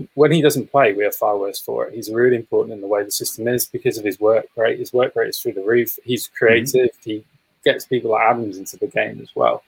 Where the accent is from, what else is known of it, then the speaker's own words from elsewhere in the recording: England, United Kingdom; as an Englishman